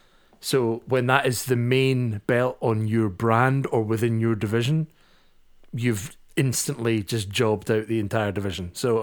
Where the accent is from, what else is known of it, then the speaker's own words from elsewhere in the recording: Scotland, United Kingdom; I am also a Scottish nationalist, so I just don't like that belt.